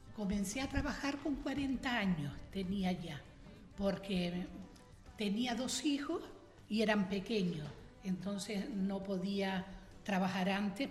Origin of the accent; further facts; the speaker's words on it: Teguise, Canary Islands, Spain; de Teguise, de la villa, de la villa de Teguise